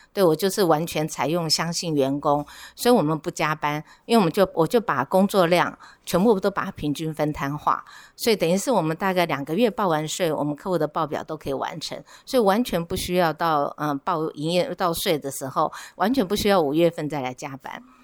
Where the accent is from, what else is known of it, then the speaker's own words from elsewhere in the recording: Keelung, Taiwan; also born or lived in Taipei; 我自己是基隆人，啊，哦。土生土长的基隆人。那其实我刚大学毕业的时候都是在台北